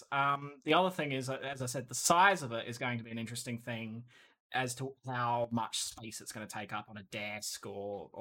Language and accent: English; Australia; I'm Australian